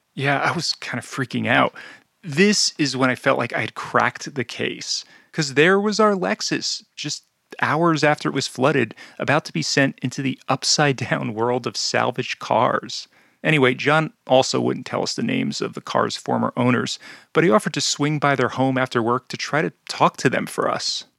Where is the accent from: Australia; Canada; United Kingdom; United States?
United States; New Jersey; my home state of New Jersey